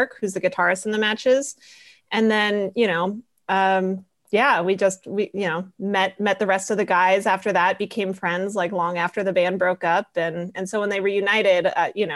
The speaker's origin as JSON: {"language": "English", "region": "Colorado", "country": "United States", "also_born_or_lived": "San Francisco", "moved": "yes", "said": "I am from Colorado originally and went to film school in San Francisco"}